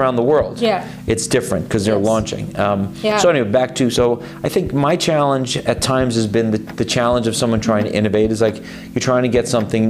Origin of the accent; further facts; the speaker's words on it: New York / Boston, East Coast, United States; accent: slight East Coast; moved away as an adult; now in San Francisco, United States; I'm a New Yorker, Bostonian originally, but who fell in love with San Francisco 23 years ago.